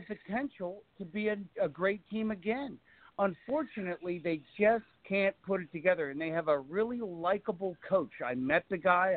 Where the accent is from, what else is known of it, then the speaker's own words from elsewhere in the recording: United States; I am an American